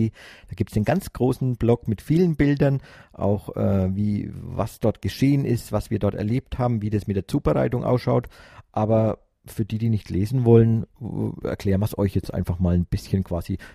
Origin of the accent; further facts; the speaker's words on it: Nuremberg, Bavaria, Germany; Wir als Nürnberger haben uns die Nürnberger Filiale ausgesucht.